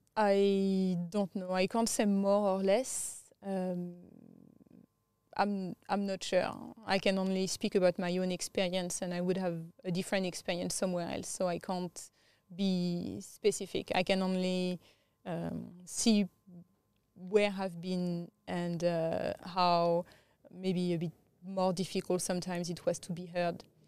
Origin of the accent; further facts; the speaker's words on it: France; English is a second language; moved away as an adult; also born or lived in Thailand / India / Southeast Asia; now in Australia; I grew up in France